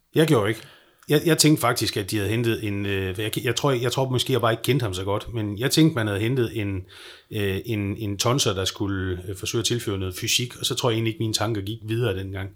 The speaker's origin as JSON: {"language": "Danish", "town": "Skagen", "region": "North Denmark Region", "country": "Denmark", "tie": "born or raised there", "also_born_or_lived": "Aalborg", "said": "jeg er vokset op i Skagen"}